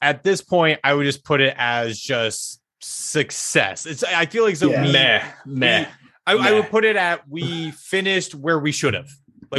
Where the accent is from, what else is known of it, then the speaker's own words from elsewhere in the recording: New Jersey, United States; I always say I'm a Philly guy, even though I grew up in Jersey.